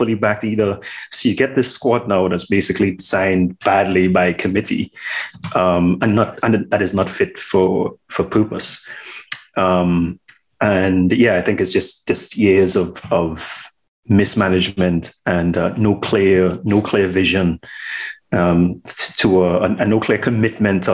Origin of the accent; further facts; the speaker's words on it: Trinidad & Tobago; Born and raised in Trinidad and Tobago